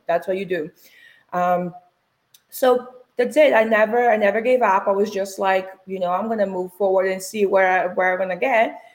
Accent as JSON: {"language": "English", "country": "Brazil", "tie": "born or raised there", "second_language": "English", "moved": "as an adult", "lives_now": "United States", "said": "So I was born and raised in Brazil"}